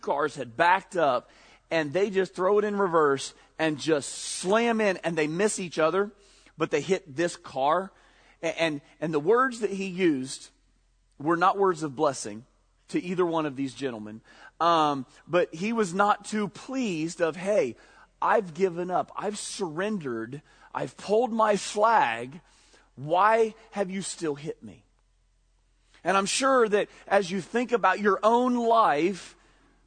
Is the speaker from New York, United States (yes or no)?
no; Ohio, United States; we grew up in Redneckville, Ohio